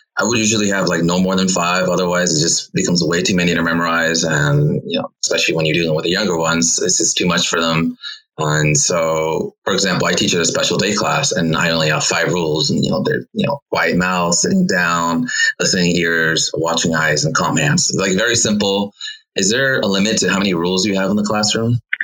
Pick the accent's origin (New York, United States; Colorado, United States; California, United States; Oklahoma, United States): California, United States; Los Angeles; I'm from Los Angeles